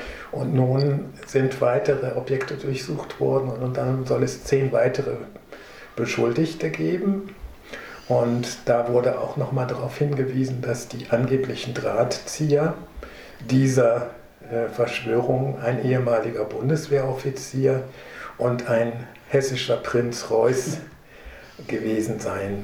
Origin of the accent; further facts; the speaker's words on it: Marburg, Hesse, Germany; dass ich aus Essen bin, aus Marburg